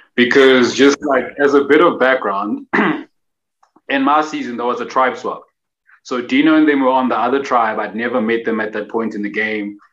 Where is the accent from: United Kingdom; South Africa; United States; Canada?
South Africa; Durban, KwaZulu-Natal; I'm originally from Durban